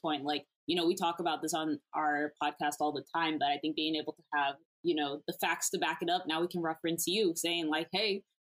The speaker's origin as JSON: {"language": "English", "region": "Texas", "country": "United States", "moved": "yes", "said": "I'm originally from Texas."}